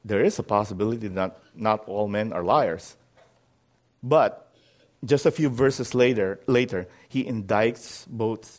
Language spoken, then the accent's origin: English; Philippines; moved away; The consistent hearing of God's Word was the big advantage that Carmen and I and many others had growing up in the Philippines